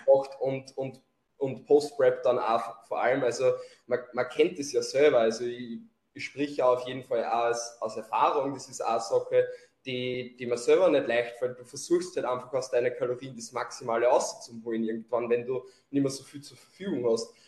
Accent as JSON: {"language": "German", "region": "Lower Austria", "country": "Austria", "accent": "Lower Austrian dialect", "said": "komme aus Niederösterreich, deswegen auch mein Dialekt."}